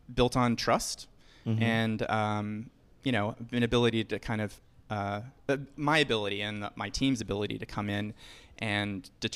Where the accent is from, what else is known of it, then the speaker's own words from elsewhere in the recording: Northern Virginia suburbs, United States; moved away as an adult; now in New York, United States; I'm from the Northern Virginia suburbs.